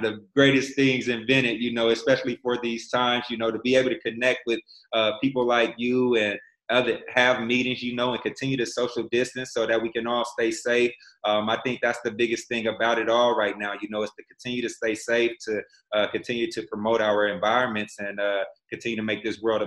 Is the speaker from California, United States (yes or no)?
yes; Fresno, California, United States; moved away as an adult; also born or lived in Kansas City; Fresno is, you know, my hometown.